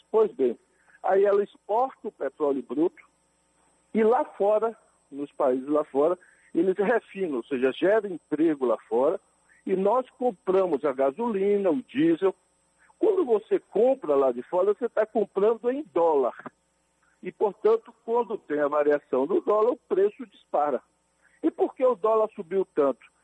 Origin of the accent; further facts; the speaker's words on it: Brazil; Eu cresci, vivi ali no Morro da Liberdade